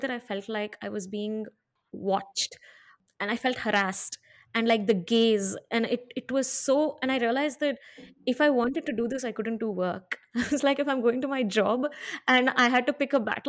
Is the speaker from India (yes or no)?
yes; Hyderabad, Telangana, India; I grew up in Hyderabad